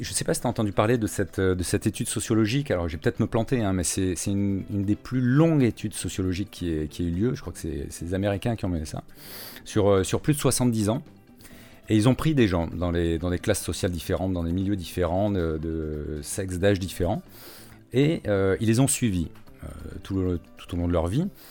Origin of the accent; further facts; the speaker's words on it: Istres, Provence-Alpes-Côte d'Azur, France; moved away as an adult; also born or lived in Cannes / Marseille / Paris; j'ai fait toute ma scolarité à Istres, hein, dans les Bouches-du-Rhône, euh, jusqu'au bac